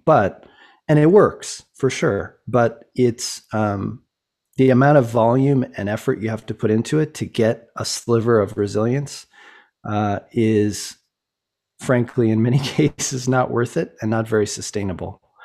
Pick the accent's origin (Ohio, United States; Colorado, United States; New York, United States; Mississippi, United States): Colorado, United States; Boulder; I grew up in Boulder, Colorado